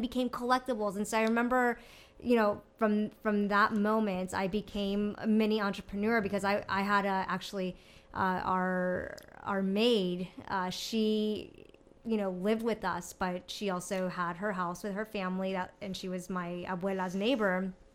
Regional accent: Mexico; growing up in Mexico

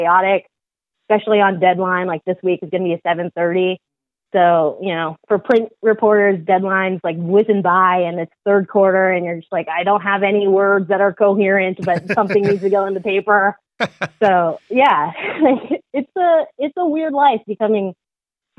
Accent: Seattle, Washington, United States; moved away as an adult; now in Los Angeles, United States; I'm originally from Seattle, Washington. I was born there and grew up there

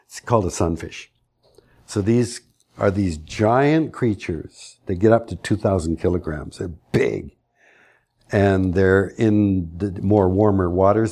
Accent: Canada; As a Canadian

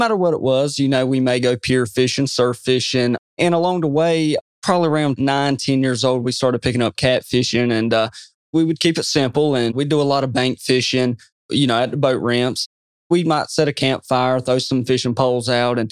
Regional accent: Pikeville, North Carolina, United States; I'm from Pikeville, North Carolina

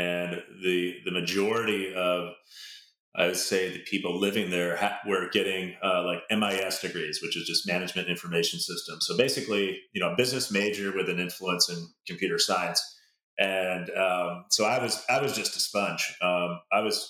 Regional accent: a suburb south of Seattle, Washington, United States; I grew up in a suburb about 20 minutes south of Seattle

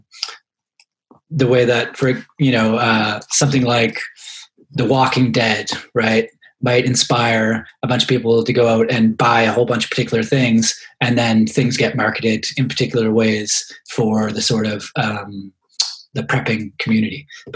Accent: Halifax, Nova Scotia, Canada; moved away; also born or lived in London, Ontario; growing up in Halifax in the 1990s

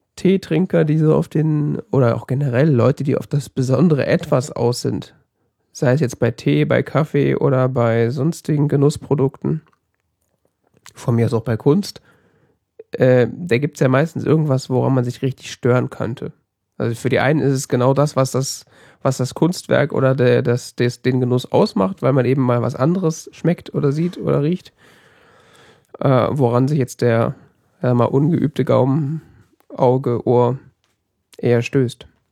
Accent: Germany; als Deutscher

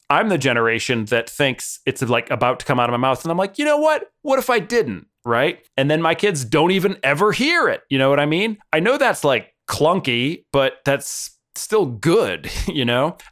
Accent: Boston, Massachusetts, United States; moved away as an adult; now in London, United Kingdom; I'm from Boston

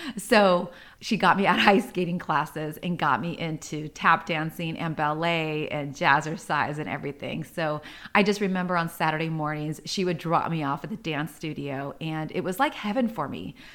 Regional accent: San Diego, California, United States; I grew up in San Diego. I was originally, uh, born and raised in a not so nice neighborhood

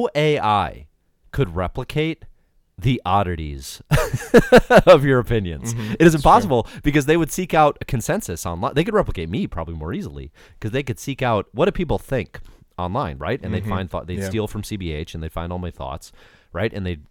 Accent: Georgia, United States; I know I'm from Georgia

